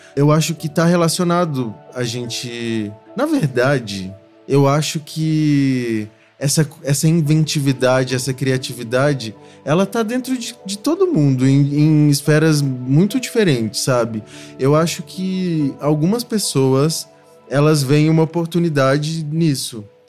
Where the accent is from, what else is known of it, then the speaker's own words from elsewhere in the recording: Belo Horizonte, Minas Gerais, Brazil; eu sou de Minas Gerais, eu nasci em Belo Horizonte